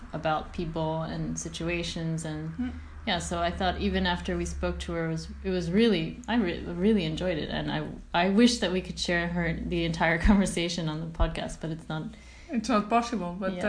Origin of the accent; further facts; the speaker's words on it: Netherlands; English is a second language; moved away as an adult; also born or lived in New York / Poland / Ireland; Okay, so I grew up in the Netherlands, and I moved away for my first internship when I was, I think, 21, 22. And I lived in New York for 6 months.